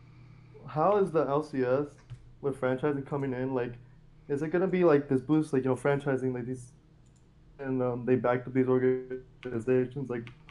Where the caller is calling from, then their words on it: Orlando, Florida, United States; How's it going, man? I'm calling from Orlando.